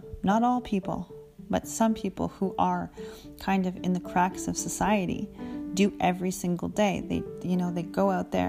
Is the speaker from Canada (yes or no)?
yes; Canada; I'm a Canadian